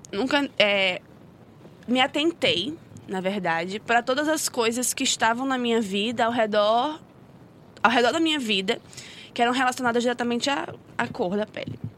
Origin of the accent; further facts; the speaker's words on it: Rio de Janeiro, Brazil; born there; accent: carioca/nordestina; nasci no Rio, né? Eu já moro aqui faz 10 anos, mas o meu sotaque ele não decide. Então tem dia que eu sou carioca, tem dia que eu sou nordestina.